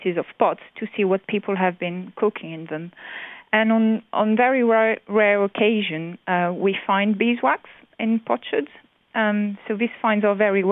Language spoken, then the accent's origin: English; France; moved away; from France, from my hometown